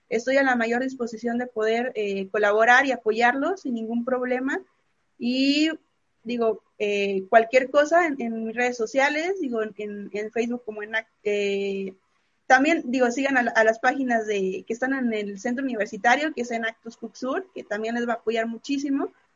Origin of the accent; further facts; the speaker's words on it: Mexico; como mexicano por excelencia